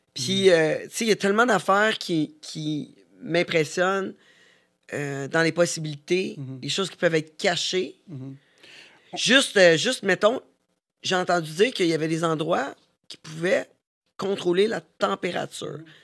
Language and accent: French; Canada; Nous, on est Canadiens